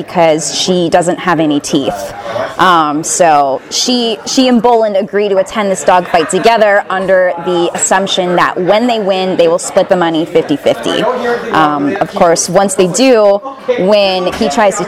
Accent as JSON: {"language": "English", "town": "Scottsdale", "region": "Arizona", "country": "United States", "tie": "born or raised there", "also_born_or_lived": "Los Angeles, California", "moved": "as an adult", "lives_now": "California, United States", "said": "I grew up in Scottsdale, Arizona, and I lived there for 18 years"}